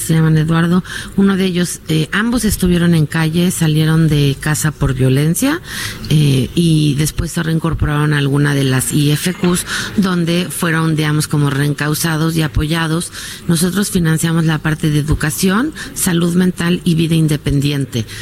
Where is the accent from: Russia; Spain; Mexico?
Mexico